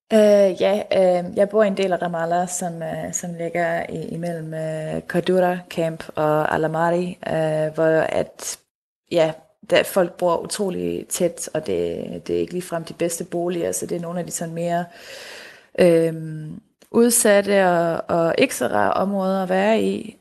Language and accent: Danish; Denmark; hjemme i Danmark